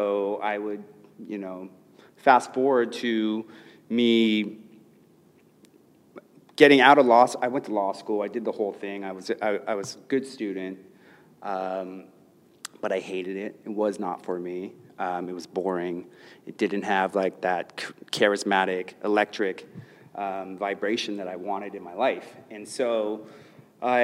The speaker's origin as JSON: {"language": "English", "town": "Los Angeles", "region": "California", "country": "United States", "tie": "born or raised there", "said": "I grew up in Los Angeles in a middle class family"}